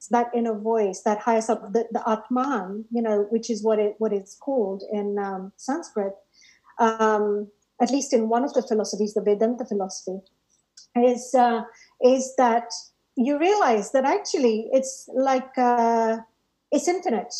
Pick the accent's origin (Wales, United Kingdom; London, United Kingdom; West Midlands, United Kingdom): London, United Kingdom; Harrow; the library in Rainer's Lane, which is, you know, where I grew up in Harrow